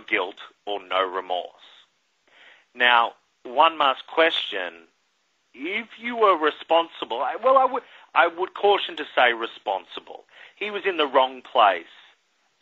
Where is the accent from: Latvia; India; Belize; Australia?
Australia; now in New York City, United States; as a kid growing up in Australia